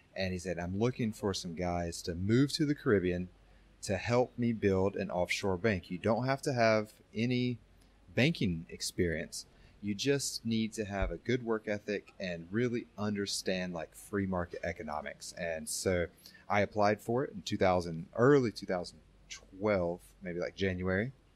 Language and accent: English; North Carolina, United States; moved away; born and raised in the United States, uh, North Carolina specifically